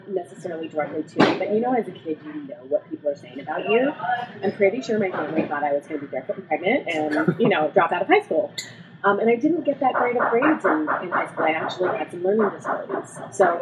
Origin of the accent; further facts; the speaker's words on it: Whittier, California, United States; also born or lived in La Mirada, California / Aurora, Colorado; now in Chino Hills, United States; I was born in La Mirada, raised in Whittier, California, and went to school there until I was in sixth grade